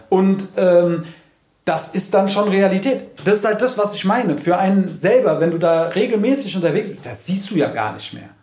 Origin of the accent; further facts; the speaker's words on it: Frankfurt, Hesse, Germany; als Frankfurter